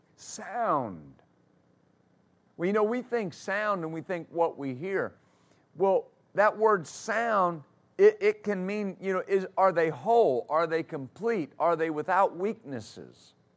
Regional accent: West Texas, United States; I grew up in West Texas, and I grew up riding horses

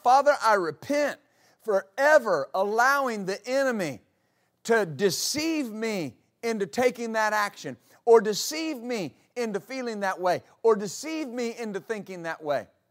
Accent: West Texas, United States; moved away; I grew up in West Texas

